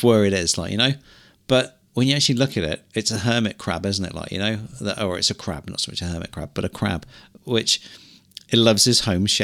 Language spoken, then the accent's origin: English; Cornwall, South West England, United Kingdom; moved away as an adult; now in New Zealand; we grew up in Cornwall